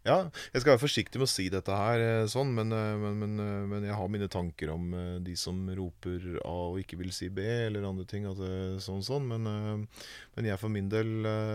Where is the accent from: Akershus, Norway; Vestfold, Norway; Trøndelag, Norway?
Akershus, Norway; Vormsund; I Vormsund, der jeg kommer fra